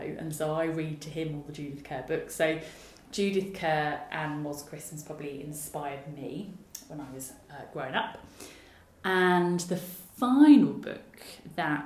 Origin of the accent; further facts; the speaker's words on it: Southend-on-Sea, East of England, United Kingdom; I grew up in Southend-on-Sea, which is where I live now